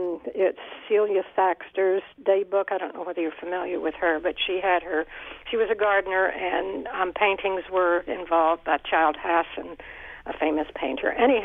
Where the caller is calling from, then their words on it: Bethlehem, United States; Oh, all right. I'm from Bethlehem